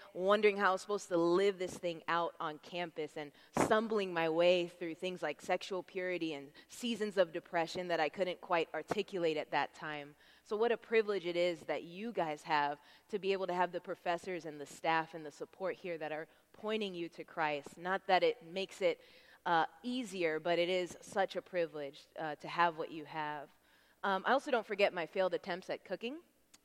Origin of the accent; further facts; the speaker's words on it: Tampa, Florida, United States; I'm from Tampa